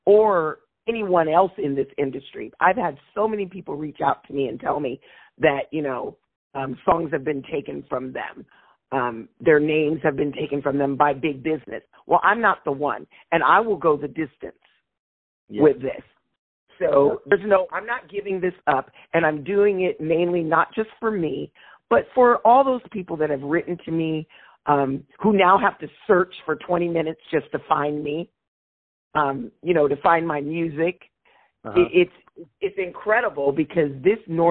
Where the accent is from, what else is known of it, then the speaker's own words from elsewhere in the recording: Seattle, Washington, United States; my people are from Louisiana. So we're from, you know, we're from Alexandria, but I was born and raised in Seattle